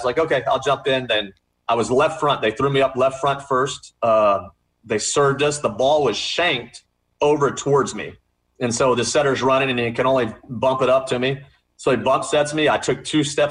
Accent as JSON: {"language": "English", "region": "Texas", "country": "United States", "tie": "born or raised there", "also_born_or_lived": "California", "moved": "as an adult", "said": "grew up in Texas"}